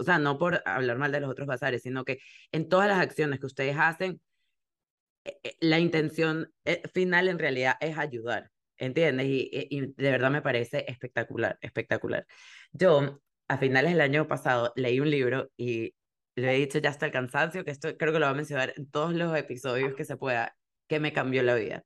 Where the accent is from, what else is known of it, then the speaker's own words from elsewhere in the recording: Venezuela; moved away; porque nosotros somos venezolanas